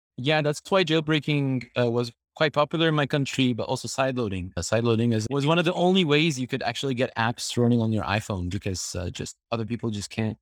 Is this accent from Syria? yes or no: yes; Syria; I'm from Syria